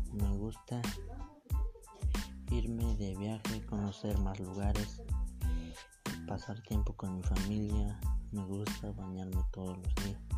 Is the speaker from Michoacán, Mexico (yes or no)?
no; San Antonio, Puebla, Mexico; Soy de San Antonio Hermenegildo Galeano. Tengo 15 años. Nací el 19 de mayo del 2005 en San Antonio